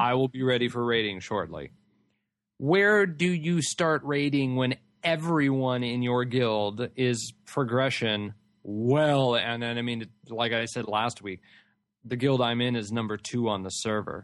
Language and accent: English; California, United States; I'm from California